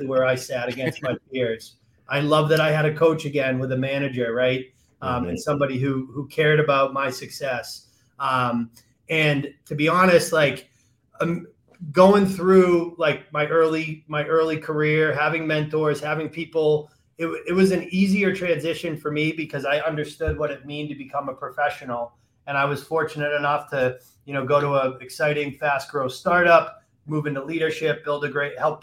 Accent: Massachusetts, United States; moved away; I grew up, I'm from Massachusetts originally

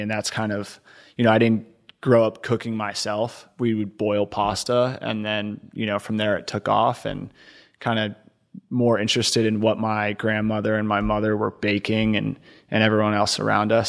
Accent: Connecticut, United States; moved away as an adult; also born or lived in Ohio / New York; now in Houston, United States; I was born in Ohio, grew up in Connecticut

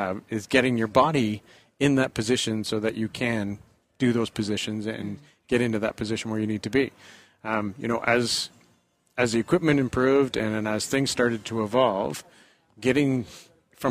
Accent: Canada; 300 other crazy Canadians that made the trek from my hometown

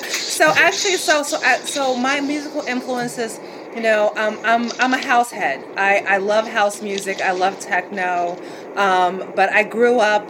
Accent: Gary, Indiana, United States; I grew up in Gary, Indiana, so I'm from the Chicago area

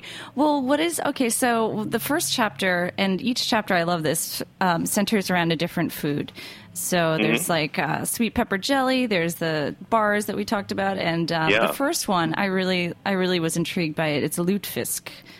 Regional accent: East Coast, United States; I'm from the East Coast and I don't really know much about Midwest.

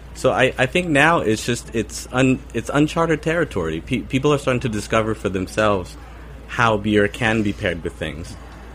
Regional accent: California, United States; moved away as an adult; now in Barcelona, Spain; I am originally from California. I moved to Barcelona almost 10 years back.

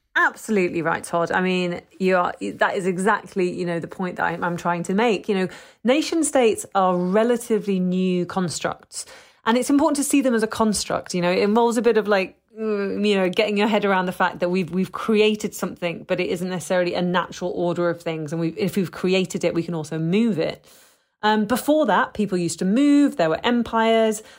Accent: London, United Kingdom; I'm, British, you know, I was born in London, but as, someone who's a second generation immigrant

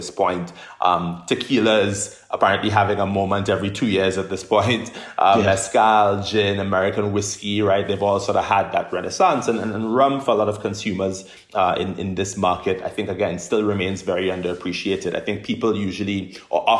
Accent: Trinidad & Tobago; moved away as an adult; also born or lived in United Kingdom; now in United States; I'm somebody who's from Trinidad and Tobago, born and raised in the Caribbean

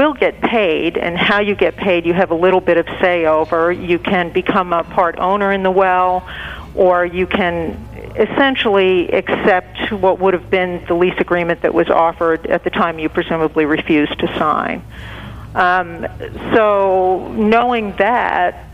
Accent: Long Island, New York, United States; I grew up on Long Island

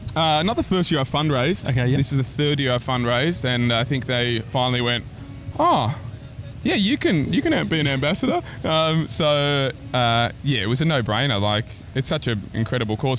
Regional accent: Australia; accent: Aussie; my Aussie accent's just lifted up a notch

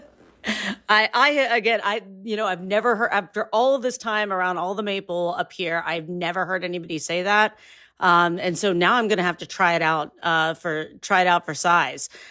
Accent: Northeast Ohio, United States; I have grown up around the fact that Northeast Ohio, particularly Geauga County, is a major maple producer

